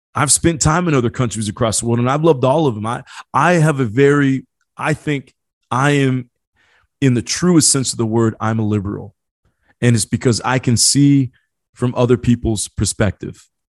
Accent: Midwest, United States; I grew up in the Midwest

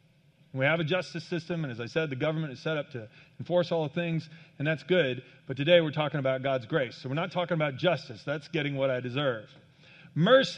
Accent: Kansas, United States; I grew up in Kansas on a farm.

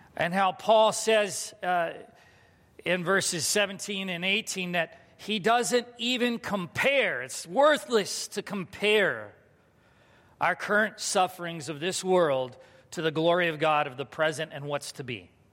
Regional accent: United States

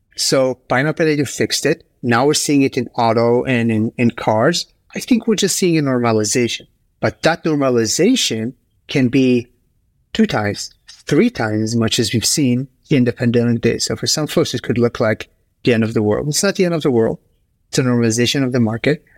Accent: Israel; also born or lived in United States / Bay Area; now in Stockholm, Sweden; I grew up in Israel, and I'm a proud American citizen. I've lived in the U S for ten years.

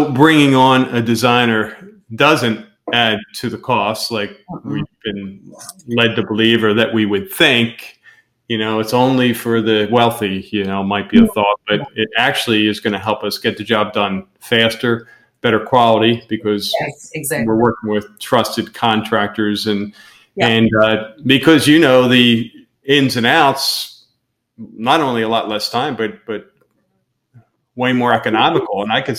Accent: Pennsylvania, United States; moved away as an adult; first things I heard when we moved down here 5 years ago is, the work ethic down here isn't like it is. We're from Pennsylvania, up north.

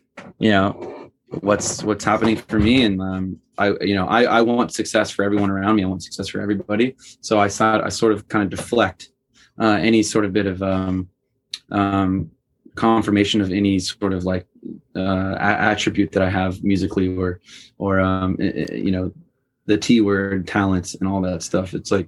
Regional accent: Missouri, United States; I grew up in Missouri for the 4 years of my life.

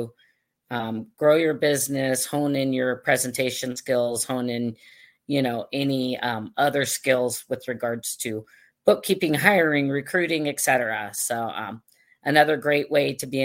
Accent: Mission Viejo, California, United States; moved away as an adult; also born or lived in Hawaii / Australia; I grew up in Southern California, went to UC Irvine

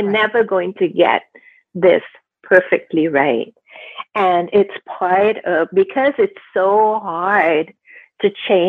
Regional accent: Canada; I live in Canada. I'm Canadian. I'm Indo-Canadian.

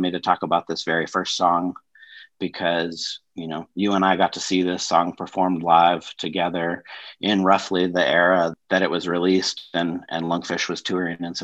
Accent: Denver, Colorado, United States; also born or lived in Washington, D.C.; I'm from Denver, Colorado.

